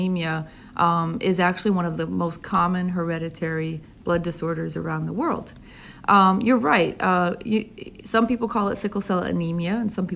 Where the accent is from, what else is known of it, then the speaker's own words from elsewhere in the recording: Boston, Massachusetts, United States; moved away as an adult; also born or lived in Princeton / New York City; now in Connecticut, United States; I grew up in Boston